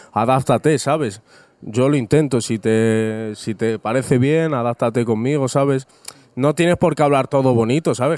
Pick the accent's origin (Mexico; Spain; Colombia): Spain; Rivas-Vaciamadrid, Community of Madrid; soy un chaval completamente normal, vengo de Rivas hacia Madrid